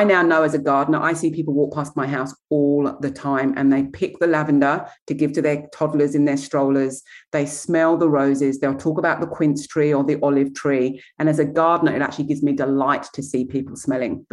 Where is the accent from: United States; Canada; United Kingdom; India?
United Kingdom; England; moved away as an adult; now in Australia; I come from England